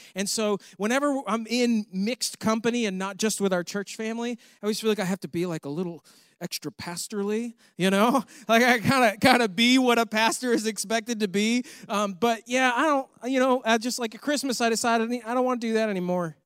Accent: New York, United States; moved away; I'm from New York

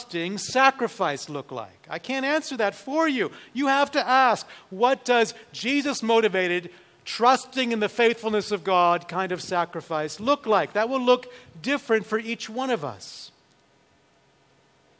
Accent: United States; us as American Christians

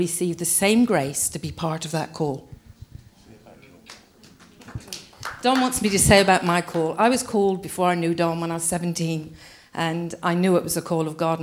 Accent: England, United Kingdom; we English people

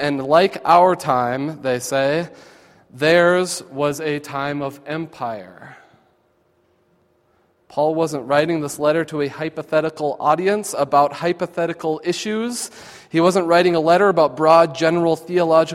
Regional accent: United States; we, as American Christians

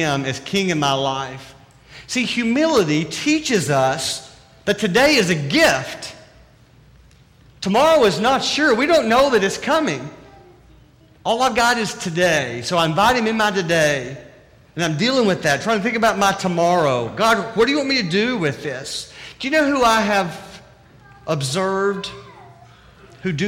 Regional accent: the South, United States; accent: southern; my southern accent

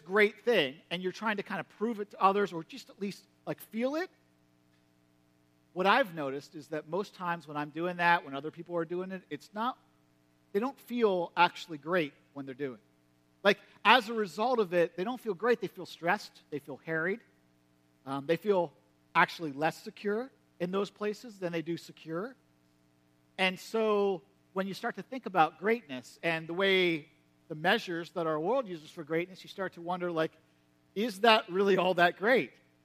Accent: United States; you grew up in Perry County, like me

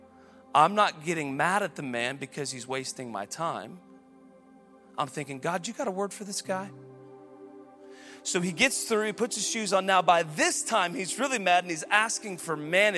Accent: United States; I'm an American.

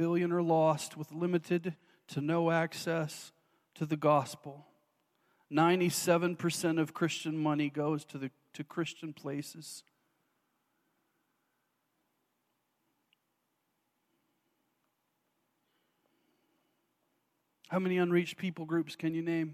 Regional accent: the Bible Belt, United States; moved away as an adult; I grew up in the Bible Belt

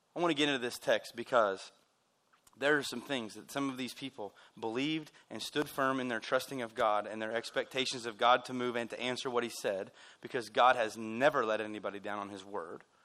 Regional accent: United States; We're American people

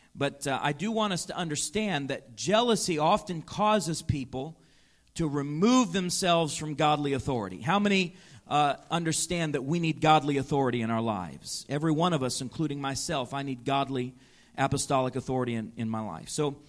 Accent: Chicago, Illinois, United States; I remember seeing this very thing happen up close and personal in the life of a man in our church growing up in Chicago.

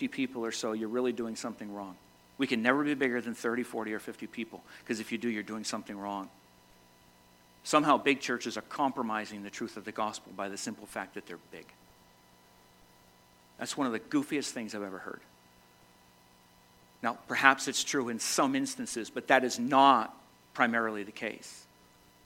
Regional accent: Massachusetts, United States; moved away as an adult; now in Vermont, United States; Born and raised in Massachusetts, spent the last 32 years of my life in Vermont

